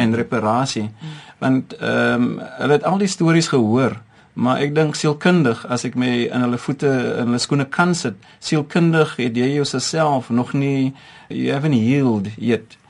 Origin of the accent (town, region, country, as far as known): South Africa